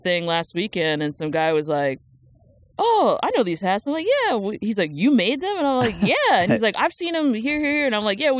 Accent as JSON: {"language": "English", "region": "New Jersey", "country": "United States", "tie": "born or raised there", "said": "Born and raised. Okay. Like, went there, like, born there, went to, like, all school there, even went to college there."}